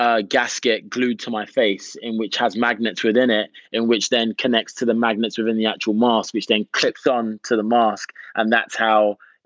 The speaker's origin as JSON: {"language": "English", "region": "New York", "country": "United States", "said": "But before that, I was this cat from New York and no one had a Scooby."}